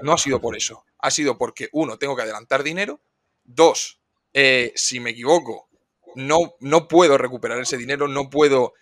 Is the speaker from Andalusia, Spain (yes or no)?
no; Cartagena, Region of Murcia, Spain; soy un chico de Cartagena, tengo 26 años